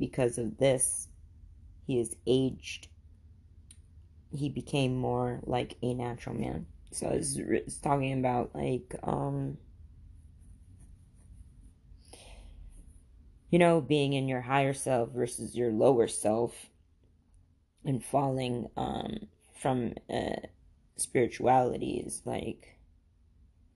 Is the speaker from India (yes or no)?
yes; Khambhat, Gujarat, India; now in United States; I was born in India in a place called, it is called Cambay, India